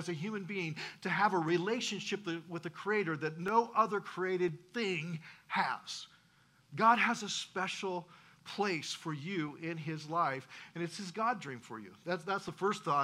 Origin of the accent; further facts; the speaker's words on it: South Central Nebraska, United States; I grew up in South Central Nebraska